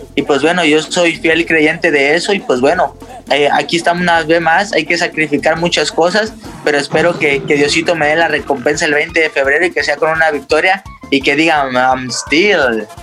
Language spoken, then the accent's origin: Spanish; Mexico; somos más mexicanos que el nopal